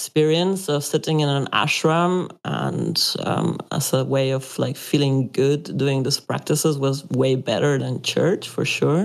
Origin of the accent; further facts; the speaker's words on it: Mexico; moved away as an adult; also born or lived in Germany; I grew up in Catholic paradigm Mexico